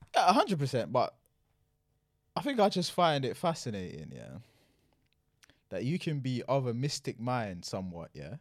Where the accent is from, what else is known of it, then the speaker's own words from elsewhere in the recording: Jamaica; moved away; I was born in Jamaica.